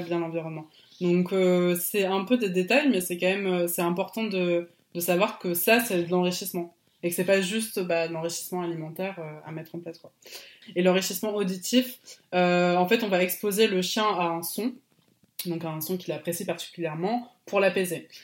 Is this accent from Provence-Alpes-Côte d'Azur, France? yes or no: no; Bordeaux, Nouvelle-Aquitaine, France; also born or lived in Poitiers; now in Bordeaux, France; moi depuis petit je suis de Bordeaux